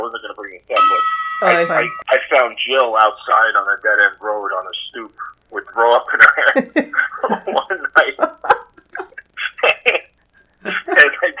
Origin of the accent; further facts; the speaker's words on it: Whitestone, New York, United States; I think where we grew up in Whitestone, there was a in the marina, in Bayside Marina, there was a mob hit like 2 years ago.